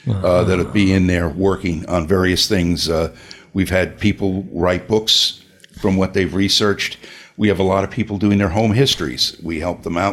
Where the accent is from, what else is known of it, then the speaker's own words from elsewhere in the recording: Bellmore, New York, United States; My own street that I grew up on in Belmore